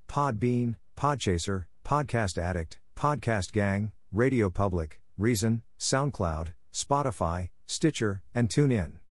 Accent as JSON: {"language": "English", "region": "Oregon", "country": "United States", "tie": "born or raised there", "moved": "yes", "lives_now": "New York City, United States", "said": "as a kid growing up in Oregon"}